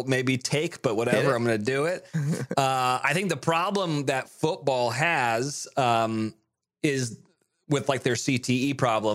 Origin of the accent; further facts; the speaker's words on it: Monterey, California, United States; also born or lived in Nashville; now in Studio City, United States; I'm from Monterey, Carmel area